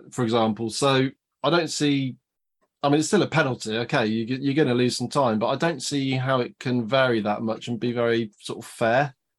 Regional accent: United Kingdom; for us as British fans

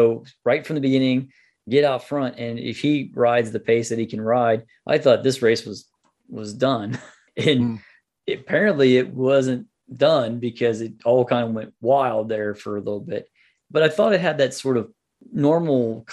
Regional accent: United States; I'm an American

